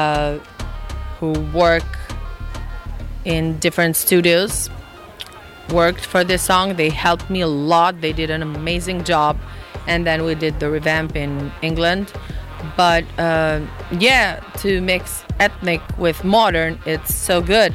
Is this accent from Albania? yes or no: yes; Albania; I'm from Albania.